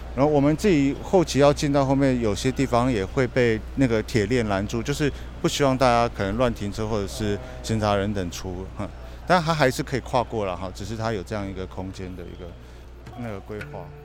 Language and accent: Chinese; Kaohsiung, Taiwan; 我小时候在盐城区成长过一段时间